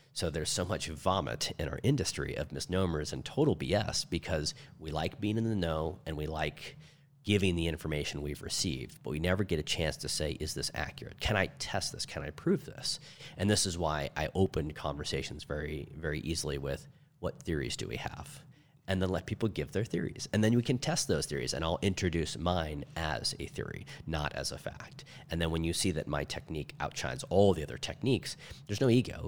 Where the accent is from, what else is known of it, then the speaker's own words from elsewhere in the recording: St. Louis, Missouri, United States; now in Arizona, United States; I was raised in Saint Louis, Missouri, and there's all different flavors of people there. Now we're in Arizona